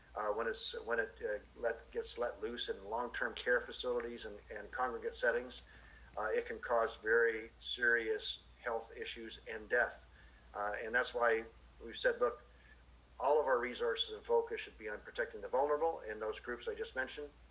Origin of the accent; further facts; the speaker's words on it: Kingston, Ontario, Canada; moved away; also born or lived in Hamilton area, Ontario; my hometown is Kingston. I was born there.